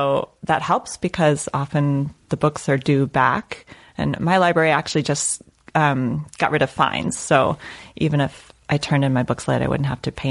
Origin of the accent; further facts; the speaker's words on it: El Paso, Texas, United States; I'm from El Paso, Texas.